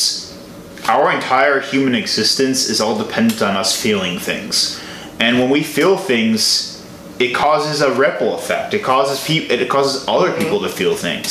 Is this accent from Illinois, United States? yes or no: yes; Chicago, Illinois, United States; I'm from Chicago